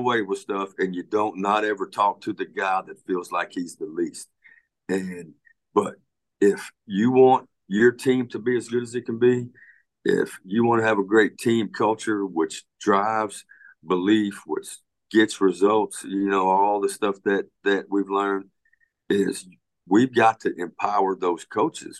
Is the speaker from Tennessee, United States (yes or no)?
no; Pasadena, Texas, United States; I grew up in Pasadena, Texas